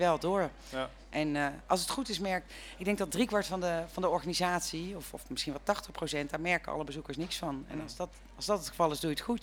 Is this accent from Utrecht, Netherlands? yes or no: no; North Brabant, Netherlands; moved away as an adult; now in Woerden, Netherlands; Ik kom uit Brabant